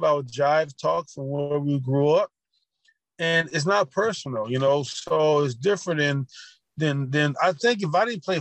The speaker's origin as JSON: {"language": "English", "region": "Louisiana", "country": "United States", "tie": "born or raised there", "said": "I grew up around Confederate flags and seeing those Confederate flags in Louisiana"}